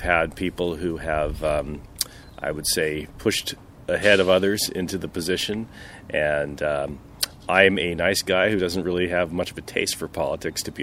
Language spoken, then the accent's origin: English; Palo Alto, California, United States; also born or lived in Berkeley; now in Redwood City, United States; I was born in Berkeley. Grew up mostly in Palo Alto, but we moved around quite a bit when I was growing up. Always in the Bay Area